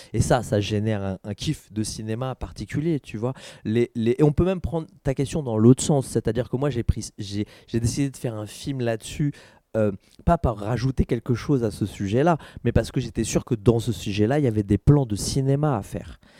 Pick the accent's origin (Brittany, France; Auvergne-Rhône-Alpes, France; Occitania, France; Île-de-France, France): Île-de-France, France; Saint-Denis; now in Aubervilliers, France; je suis né, j'ai grandi à Saint-Denis, maintenant je vis à Aubert